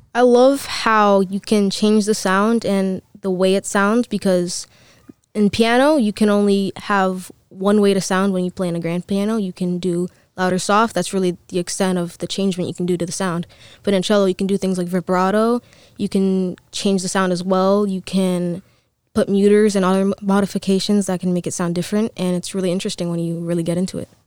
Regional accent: Dominican Republic; I'm from Dominican Republic.

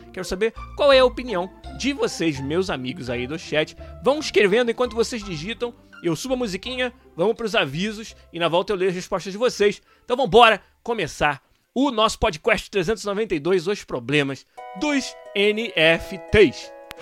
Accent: Rio de Janeiro, Brazil; Eu sou do estado do Rio

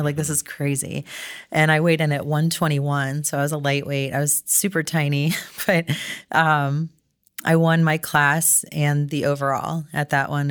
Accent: Cincinnati, Ohio, United States; also born or lived in Toledo; my hometown in Cincinnati

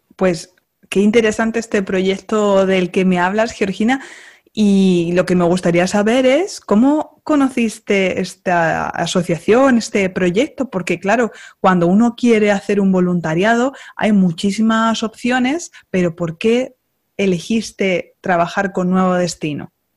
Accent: Castilla-La Mancha, Spain; Una manchega como yo

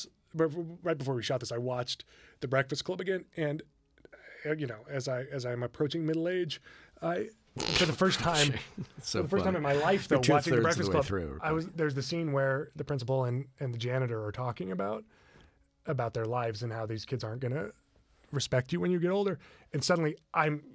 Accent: Los Alamos, New Mexico, United States; I grew up in Los Alamos, New Mexico, where they make atomic weapons

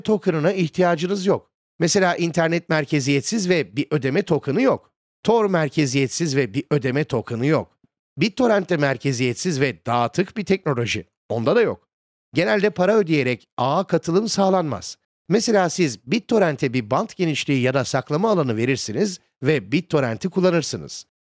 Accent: United States; benim memleketim olan Amerika Birleşik Devletleri'nde

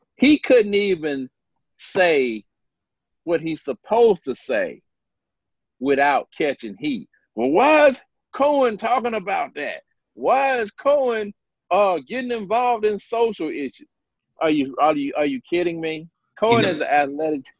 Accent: Starkville, Mississippi, United States; I was born and raised in Mississippi.

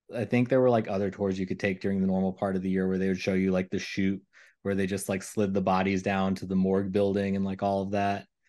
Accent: Kentucky, United States; growing up in Kentucky

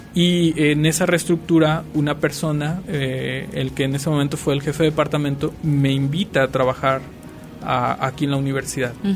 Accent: Los Reyes de Salgado, Michoacán, Mexico; moved away as an adult; also born or lived in Morelia, Mexico; now in Aguascalientes, Mexico; yo soy originario del estado de Michoacán. Eh, soy de un pueblo que se llama Los Reyes de Salgado

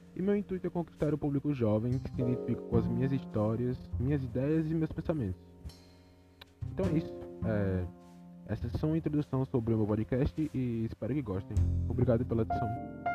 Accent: Maceió, Alagoas, Brazil; Sou de Maceió, Alagoas

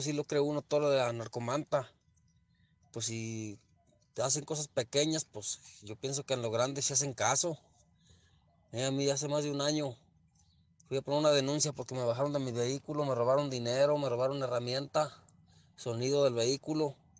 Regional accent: Aguascalientes, Mexico; mi pueblo, de mi gente, de mi tierra

